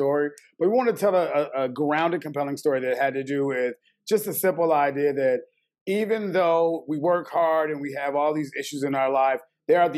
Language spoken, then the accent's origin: English; Chicago, Illinois, United States; I'm from Chicago, born and bred